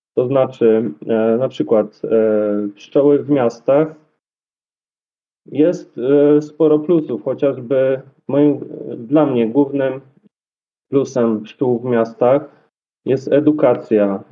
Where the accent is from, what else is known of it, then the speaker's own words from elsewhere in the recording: Dobra, Poland; also born or lived in Kraków; u siebie w Dobrej